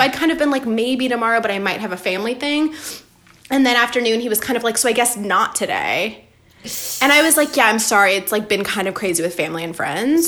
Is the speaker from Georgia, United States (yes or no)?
yes; Atlanta, Georgia, United States; moved away; i was born in atlanta